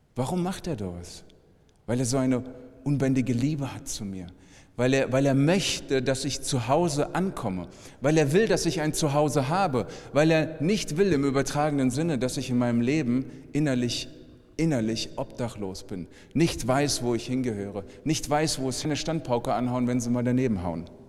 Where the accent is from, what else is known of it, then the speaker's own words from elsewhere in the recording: Frankfurt, Hesse, Germany; ich komme aus Frankfurt